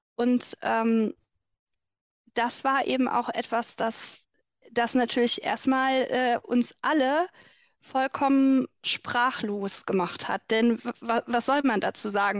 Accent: Rhineland, Germany; bei uns im Rheinland

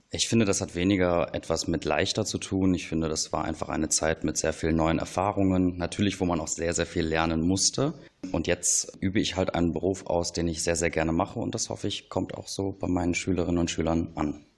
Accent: Kempen, North Rhine-Westphalia, Germany; Ich bin in Kempen am Niederrhein aufgewachsen.

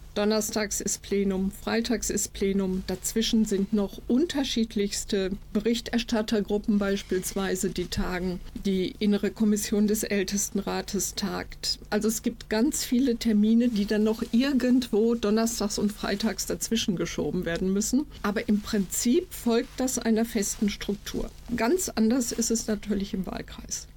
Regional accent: Iserlohn, North Rhine-Westphalia, Germany; Kommunalpolitik hier in Iserlohn, in meiner Heimatstadt

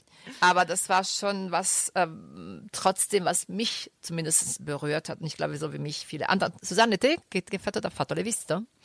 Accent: Rome, Lazio, Italy; now in Düsseldorf, Germany; ich komme aus Rum

